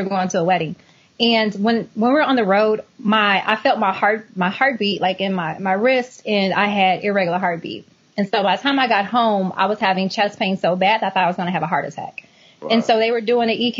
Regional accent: Indiana, United States; I'm from Indiana.

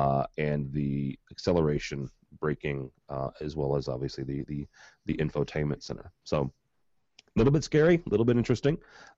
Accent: St. Louis, Missouri, United States; This actually happened in my hometown. {S8} Oh, really? {S6} They physically did this in St. Louis.

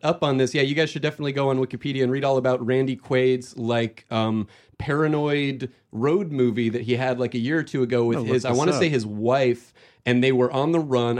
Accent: Phoenix, Arizona, United States; I'm from Arizona originally.

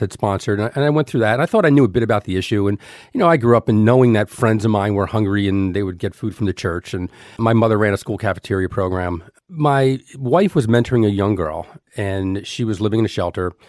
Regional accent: Elizabeth, New Jersey, United States; I grew up in Elizabeth, New Jersey.

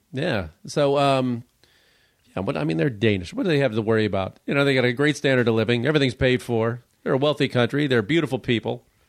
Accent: Chicago, Illinois, United States; I'm from Chicago

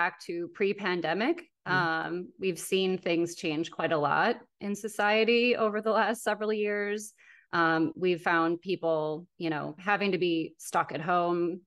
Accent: Wisconsin, United States; I'm from Wisconsin

